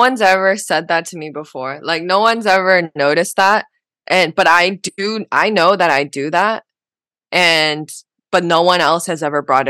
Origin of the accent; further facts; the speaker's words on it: Shanghai, China; now in Vancouver, Canada; Like I watched it, ever since I moved from Shanghai. So, it was like a big deal. It was a big moment. And so I went back to Vancouver and I started doing like actual shows